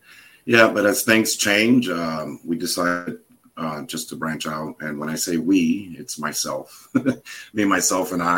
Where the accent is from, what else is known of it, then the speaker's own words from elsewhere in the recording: Hudson County, New Jersey, United States; moved away as an adult; now in Florida, United States; I moved to Florida from New Jersey. I'm originally a Jersey boy